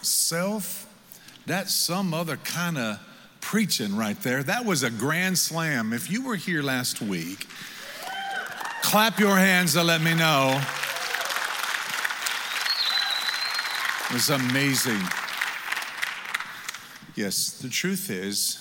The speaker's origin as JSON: {"language": "English", "region": "Michigan", "country": "United States", "moved": "yes", "lives_now": "Missouri, United States", "said": "I come from Michigan, where it's so cold it takes you an hour to preach what you could have said in 30 minutes. I've lived in Missouri now for 17 years"}